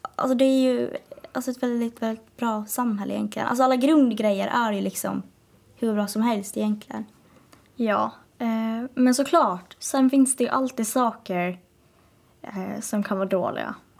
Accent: Åland Islands

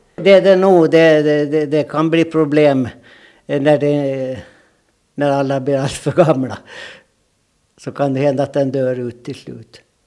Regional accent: Jomala, Åland, Åland Islands; accent: Åland dialect; moved away as an adult; now in Sweden; Jag är född i Kungsö, Jomala Kungsö

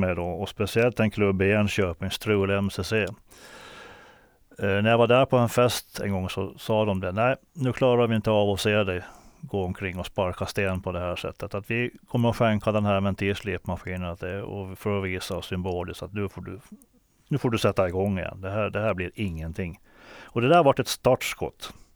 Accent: Åland Islands; moved away; also born or lived in Stockholm; Då hade jag varit hemma på Åland

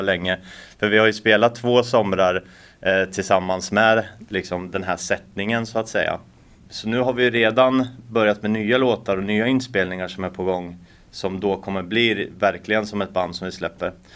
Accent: Norrköping, Östergötland, Sweden; now in Åland, Finland; i Norrköping då, där jag kommer ifrån från början

